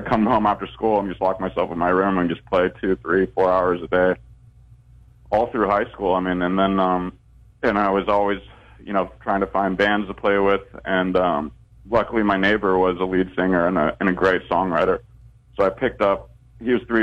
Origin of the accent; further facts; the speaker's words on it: Northern California, United States; I grew up in Northern California